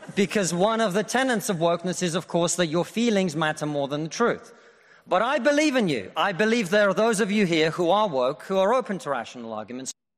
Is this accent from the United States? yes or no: no; Russia; now in United Kingdom